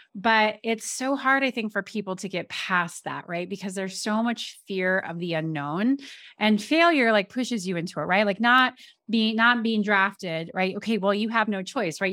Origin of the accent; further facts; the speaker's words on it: Colorado, United States; I grew up in Colorado, was playing in Colorado.